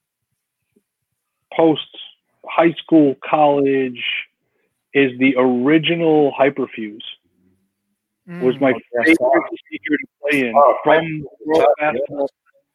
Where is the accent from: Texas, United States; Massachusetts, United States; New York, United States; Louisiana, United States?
New York, United States; Long Island; growing up on Long Island